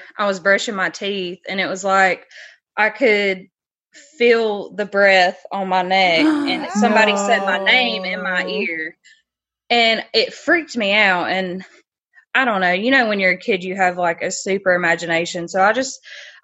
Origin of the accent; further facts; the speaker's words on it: South Carolina, United States; accent: Southern; I'm from South Carolina